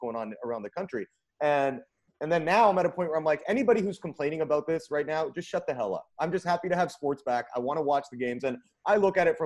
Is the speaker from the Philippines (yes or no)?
no; Vancouver, British Columbia, Canada; now in United States; I'm from Vancouver, Canada